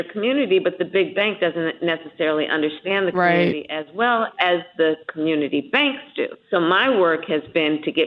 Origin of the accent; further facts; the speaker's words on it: California, United States; my home state of California